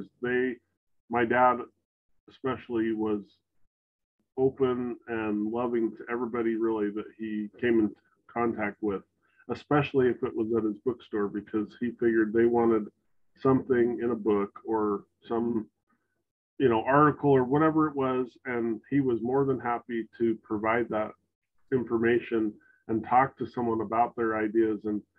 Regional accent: Salt Lake City, Utah, United States; And so he had a whole different perspective and like life experience than we did for growing up in Salt Lake City.

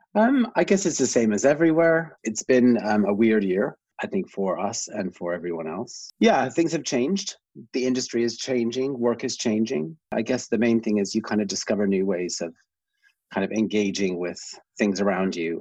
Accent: Canada; I'm originally Canadian. I grew up in a small town, kind of almost a village outside of a small town

